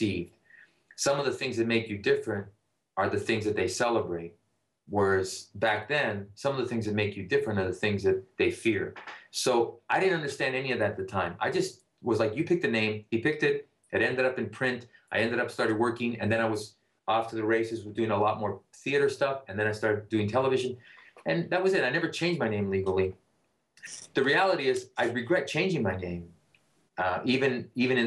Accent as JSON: {"language": "English", "town": "Toronto", "region": "Ontario", "country": "Canada", "tie": "born or raised there", "second_language": "English", "moved": "yes", "lives_now": "United States", "said": "there's no other place I would have traded to grow up than"}